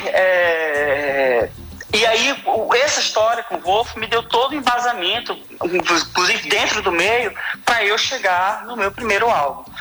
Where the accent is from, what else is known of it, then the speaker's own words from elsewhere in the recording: Recife, Pernambuco, Brazil; sou pernambucano, sou nascido no Recife.